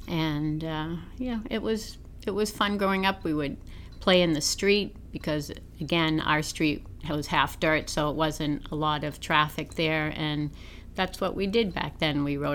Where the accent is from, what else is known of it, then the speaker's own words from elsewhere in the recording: Belmont, Massachusetts, United States; also born or lived in Boston; I've been a lifelong resident of Belmont. I was born in a Boston hospital and then brought home to our home in Belmont on Glen Road. And I have many fond memories of the neighborhood and the house and growing up in Belmont.